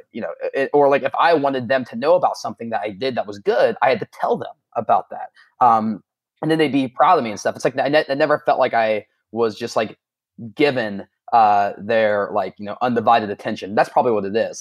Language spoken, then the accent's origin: English; Southern Ohio, United States; also born or lived in Florida; I was born in Southern Ohio